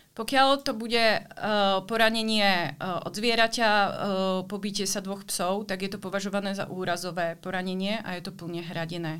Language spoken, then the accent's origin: Slovak; Slovakia; moved away as an adult; also born or lived in Brno, Czech Republic; now in Prague, Czech Republic; pôvodom som zo Slovenska